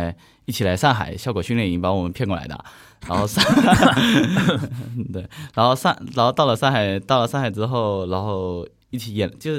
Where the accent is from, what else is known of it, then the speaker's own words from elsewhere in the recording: Nanping, Fujian, China; 我是南平，